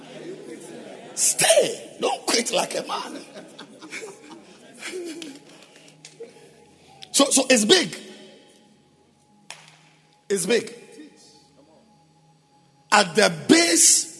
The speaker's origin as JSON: {"language": "English", "country": "Ghana", "said": "I am a Ghanaian with a Ghanaian passport"}